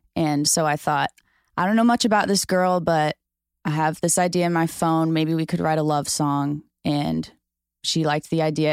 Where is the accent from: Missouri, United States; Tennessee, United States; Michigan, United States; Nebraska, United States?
Missouri, United States; St. Louis; moved away as an adult; now in Nashville, United States; I'm from Saint Louis